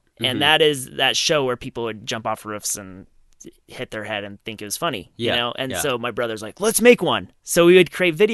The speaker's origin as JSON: {"language": "English", "town": "Rigby", "region": "Idaho", "country": "United States", "tie": "born or raised there", "also_born_or_lived": "Rexburg, Idaho", "said": "So I think I was born in Rexburg, and I'm from Rigby, Idaho. So Rexburg, Idaho. Now I live in Rigby, Idaho."}